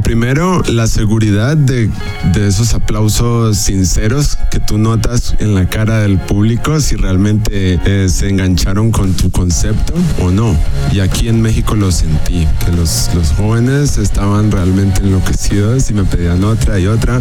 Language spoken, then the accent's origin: Spanish; Cali, Valle del Cauca, Colombia; also born or lived in Michigan, United States / Germany; Yo soy un artista caleño de la ciudad de Cali, Colombia, la capital de la salsa